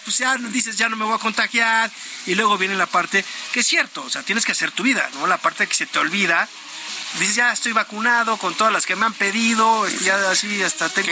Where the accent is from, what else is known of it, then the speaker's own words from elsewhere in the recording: Mexico; somos también los mexicanos